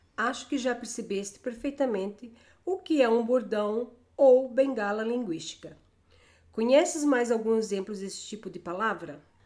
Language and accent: Portuguese; Brazil; Alguns bordões usados na minha terra são o som o é e as palavras olha